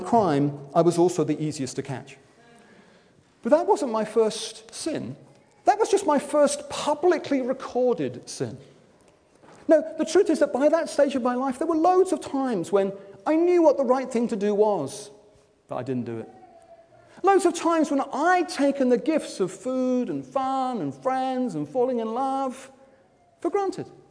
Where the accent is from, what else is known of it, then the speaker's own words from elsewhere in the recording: Wimbledon, London, United Kingdom; I'm from Wimbledon.